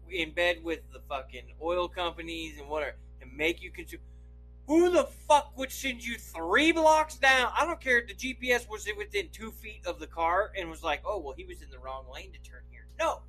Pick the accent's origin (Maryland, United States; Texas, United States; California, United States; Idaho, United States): Idaho, United States; I'm from Idaho. All we do is pee right out the car door.